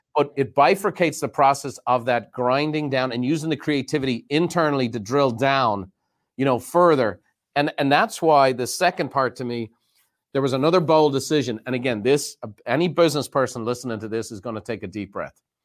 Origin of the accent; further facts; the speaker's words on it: Ireland; now in United States; I grew up very fortunate in Ireland